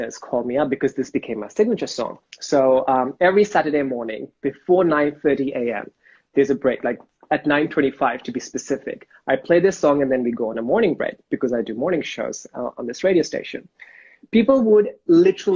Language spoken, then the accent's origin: English; Dubai, United Arab Emirates; moved away; also born or lived in Pakistan; born and raised in Dubai, in my family, I speak both Hindi and Urdu.